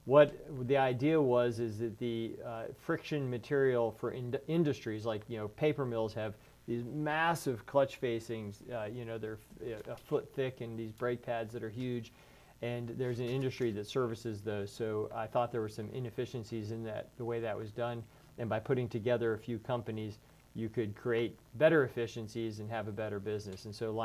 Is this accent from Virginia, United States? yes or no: yes; Virginia Beach, Virginia, United States; also born or lived in Texas / California / Taiwan / Pennsylvania; So I was a Navy brat. I grew up in Texas, California, Taiwan, Pennsylvania, Rhode Island, and finished up high school in Virginia Beach.